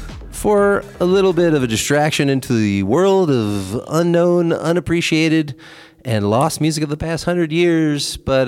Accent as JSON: {"language": "English", "town": "Baltimore", "region": "Maryland", "country": "United States", "tie": "born or raised there", "said": "Baltimore, yeah. All right, I can complain about Baltimore. That's my hometown."}